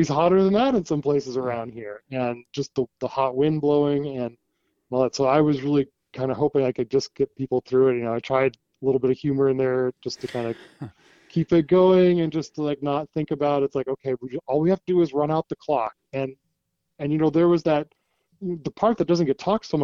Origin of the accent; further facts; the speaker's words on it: West Coast, United States; also born or lived in Washington / Oregon / California; so I kind of say I grew up on the Pacific Coast, you know, Washington, Oregon, California, all but down there.